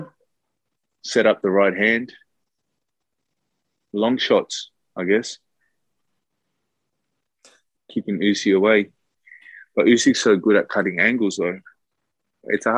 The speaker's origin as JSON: {"language": "English", "country": "Sweden", "moved": "yes", "said": "I'm from Sweden. I'm originally from Sweden. My background's South American. My mom and dad, they're both Chilean. I grew up in Europe"}